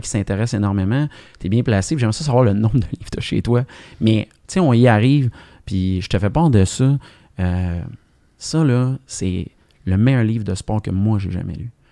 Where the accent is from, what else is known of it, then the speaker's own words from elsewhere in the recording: Montreal, Quebec, Canada; j'ai grandi dans l'Est de Montréal